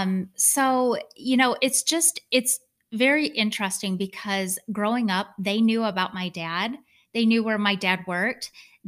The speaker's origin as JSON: {"language": "English", "region": "Michigan", "country": "United States", "tie": "born or raised there", "said": "I grew up in Michigan."}